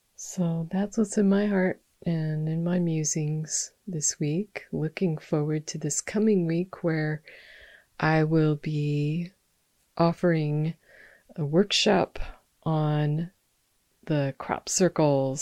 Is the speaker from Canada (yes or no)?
no; Olympia, Washington, United States; moved away; in Olympia, Washington, um, my hometown where I've spent much of my life and my family resides.